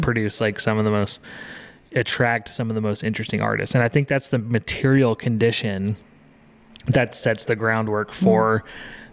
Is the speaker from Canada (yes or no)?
no; Texas, United States; growing up in Texas